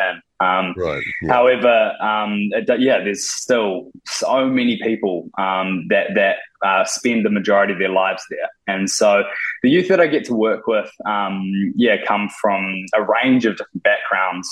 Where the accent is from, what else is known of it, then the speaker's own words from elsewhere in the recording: Te Awamutu, Waikato, New Zealand; moved away as an adult; now in Auckland, New Zealand; I grew up in the Waikato, Te Amatu, and moved to Auckland about 5 or 6 years ago